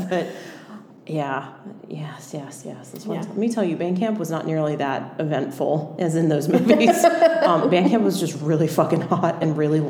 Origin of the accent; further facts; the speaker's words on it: South Carolina, United States; I grew up in South Carolina summers.